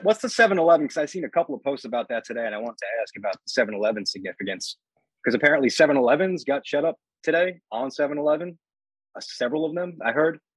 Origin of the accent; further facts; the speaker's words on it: Long Island, New York, United States; I'm from Long Island